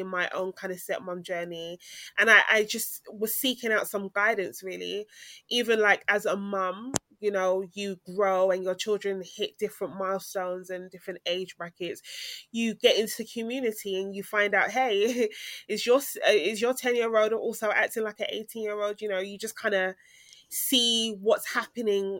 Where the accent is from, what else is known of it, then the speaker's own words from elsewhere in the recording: Ghana; culturally, I come from Ghana